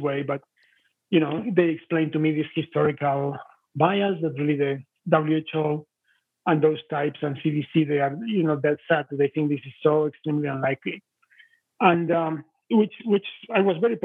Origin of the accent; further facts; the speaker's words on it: Spain; moved away; I'm originally from Spain, and I have some friends from northern Italy from the time I was living in Spain.